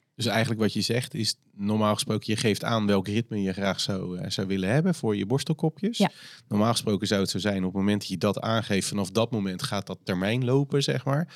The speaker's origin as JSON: {"language": "Dutch", "country": "Netherlands", "said": "wij als Nederlanders"}